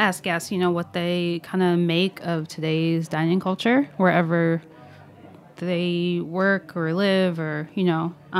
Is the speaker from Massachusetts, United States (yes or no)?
no; Maryland, United States; Where I grew up in Maryland, there was a Checkers.